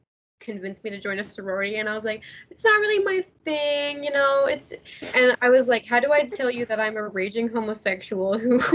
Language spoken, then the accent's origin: English; Idaho, United States; I'm from Idaho